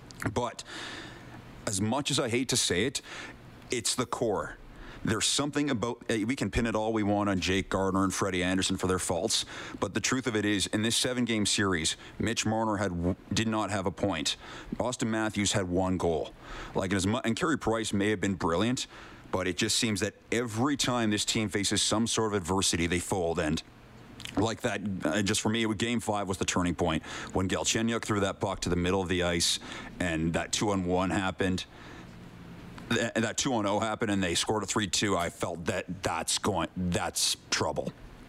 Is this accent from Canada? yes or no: yes; Calgary, Alberta, Canada; now in Edmonton, Canada; I was born in Calgary